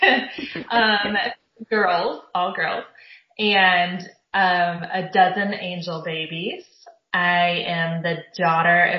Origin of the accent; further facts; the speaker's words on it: Southern California, United States; I grew up in Southern California